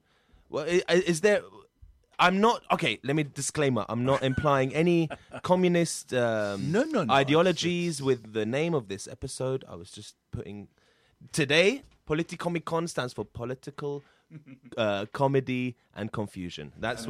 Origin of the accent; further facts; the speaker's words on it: United Kingdom; Syrian. I'm born here, Arab.